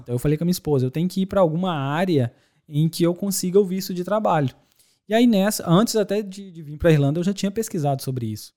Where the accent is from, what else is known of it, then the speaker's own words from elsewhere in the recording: Belo Horizonte, Minas Gerais, Brazil; moved away as an adult; also born or lived in Dores do Indaiá, Minas Gerais; now in Ireland; Bom, eu sou de Belo Horizonte, nascido em Lourdes do Indaiá, interior Legal. de Minas Gerais.